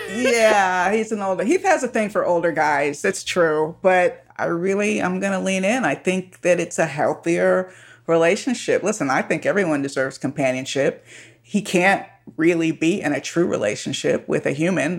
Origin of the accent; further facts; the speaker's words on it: Miami, Florida, United States; now in Southern California, United States; I was born in Miami